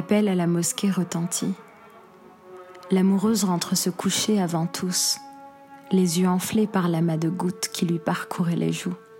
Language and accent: French; Algiers, Algiers Province, Algeria; moved away; la ville qui m'a vu naître et grandir